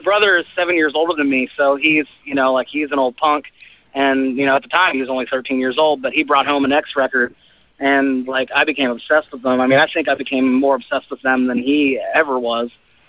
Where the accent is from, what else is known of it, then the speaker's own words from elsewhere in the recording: Bloomington, Indiana, United States; Well, I'm in Bloomington, Indiana, my hometown.